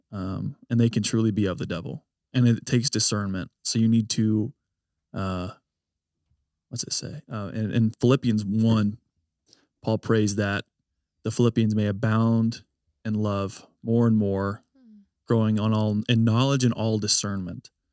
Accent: United States; I love being an American

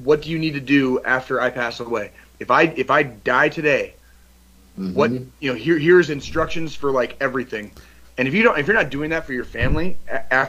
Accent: Tucson, Arizona, United States; moved away as an adult; I grew up in Tucson, Arizona

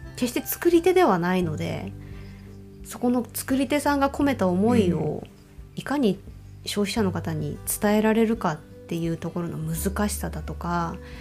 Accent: Hokkaido, Japan

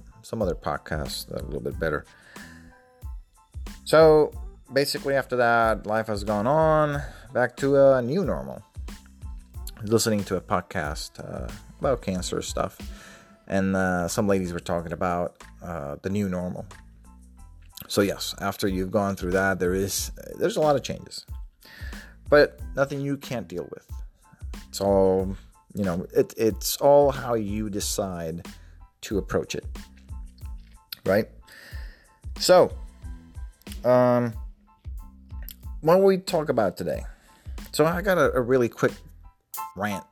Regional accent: Puerto Rico; moved away as an adult; also born or lived in southeastern Virginia; now in Virginia, United States; I was born and raised in Puerto Rico until 2009.

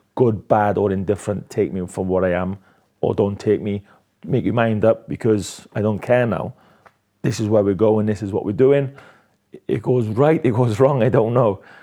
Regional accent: Swansea, Wales, United Kingdom; my hometown, Swansea

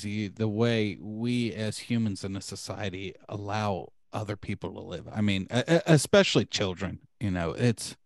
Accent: Marietta, Georgia, United States; That's where we were from. We're from Marietta

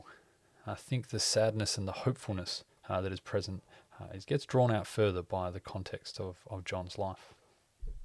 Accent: Australia; I'm an Australian

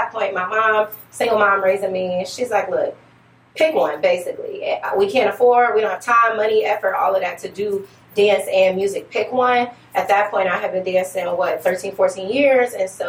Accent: Detroit, Michigan, United States; moved away as an adult; also born or lived in Virginia; now in Northern Virginia, United States; I think that's pretty self-explanatory. I am originally from Detroit.

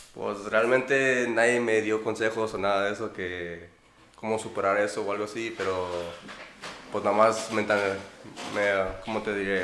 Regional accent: Celaya, Guanajuato, Mexico; now in United States; soy de Guanajuato, Celaya, y pues normalmente voy ahí en un rancho donde vive mi mamá o en la ciudad donde vive mi papá

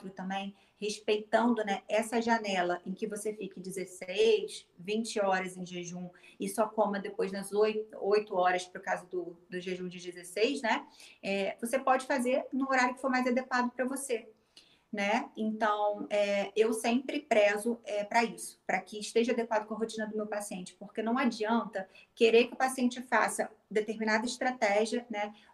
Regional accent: Niterói, Rio de Janeiro, Brazil; Sim, sou de Niterói, né? Mas é só atravessar a ponte.

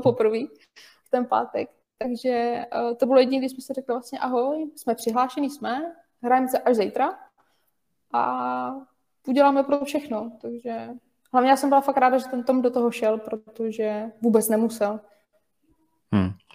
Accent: Ústí nad Labem Region, Czechia; jsme všichni z Ústeckého kraje, takže se od malička známe

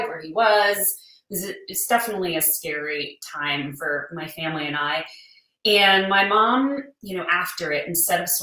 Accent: New Orleans, Louisiana, United States; moved away; also born or lived in San Antonio; my family, we grew up in New Orleans, right, smack in the city

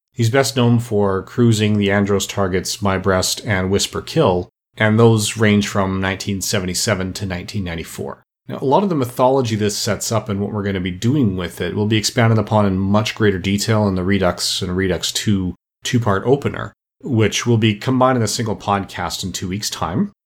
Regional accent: Canada; as a Canadian myself

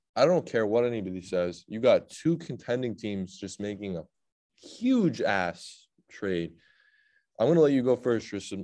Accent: New England, United States; I'm from New England

